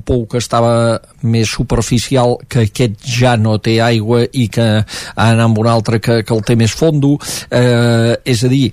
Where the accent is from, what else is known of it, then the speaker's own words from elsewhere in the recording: Catalonia, Spain; vaig entendre la gent de l'Ebre quan a vegades es revolten contra tot i ho som el cul de Catalunya